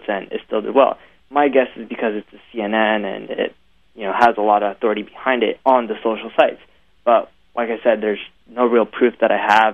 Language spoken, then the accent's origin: English; India; I'm Indian